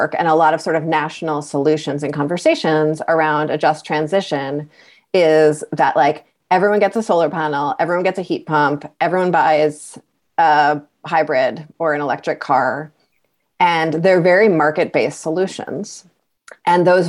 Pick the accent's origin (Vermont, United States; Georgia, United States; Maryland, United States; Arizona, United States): Vermont, United States; Brattleboro; I'm from Brattleboro